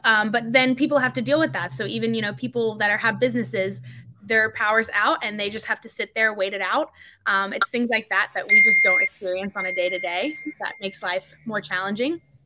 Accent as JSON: {"language": "English", "region": "North Carolina", "country": "United States", "tie": "born or raised there", "also_born_or_lived": "Cape Town, South Africa", "said": "I was born in Cape Town. My family's from Cape Town, um, but I've grown up in North Carolina. I've been here since I was about four and a half"}